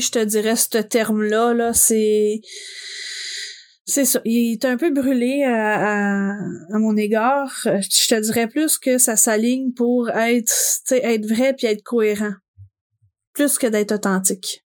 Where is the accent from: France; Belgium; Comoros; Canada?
Canada; Gatineau, Quebec; je suis originaire de Gatineau